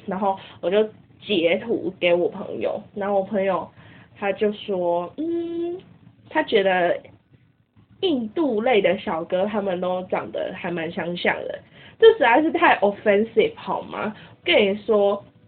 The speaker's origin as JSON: {"language": "Chinese", "country": "Taiwan", "said": "身为台湾人"}